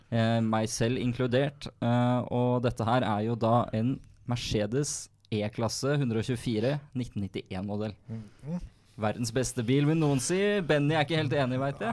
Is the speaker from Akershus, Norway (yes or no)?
yes; Skotterud, Akershus, Norway; moved away; pappa og jeg vi har den hjemme på Skotterud